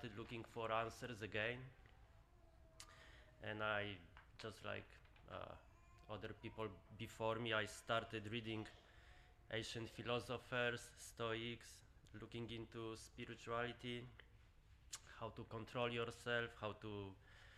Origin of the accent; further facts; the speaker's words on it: Poland; moved away; I grew up in Poland